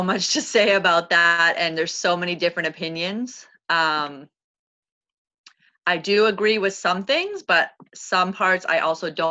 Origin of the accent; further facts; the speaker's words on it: Toronto, Ontario, Canada; moved away as an adult; now in New York City, United States; I'm originally from Toronto, so I'm a Canadian